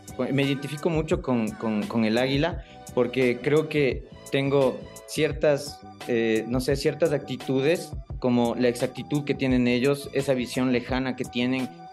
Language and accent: Spanish; Quito, Pichincha, Ecuador; soy ecuatoriano, eh, soy quiteño de nacimiento